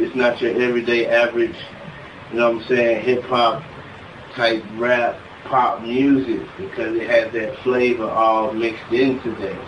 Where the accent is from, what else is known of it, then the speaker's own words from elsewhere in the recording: Atlanta, Georgia, United States; also born or lived in Ohio; I grew up in Atlanta, Georgia, like in Decatur, Zone 6